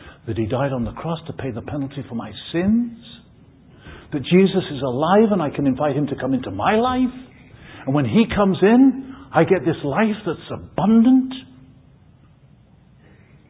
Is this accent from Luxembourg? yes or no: no; England, United Kingdom; moved away as an adult; now in United States; I'm English.